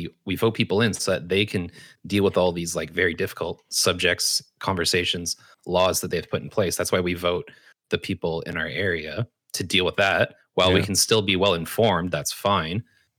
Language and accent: English; Canada; Like I'm Canadian, and I feel like a lot of Canadians don't respond well to my comedy.